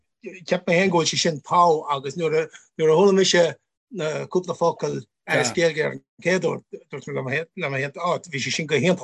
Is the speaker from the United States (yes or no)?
no; Gaeltacht area, Connacht, Ireland; it wasn't actually my first language because neither my folks here, but I'm from a Gaeltacht area. But everything I did through primary school was through Irish. I 1 year of school here. Secondary school in Cornamona